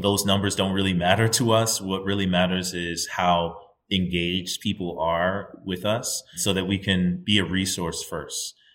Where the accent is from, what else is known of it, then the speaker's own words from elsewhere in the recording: United States; I'm a Nigerian, right? My parents are both Nigerian immigrants to the United States, and I was born in the United States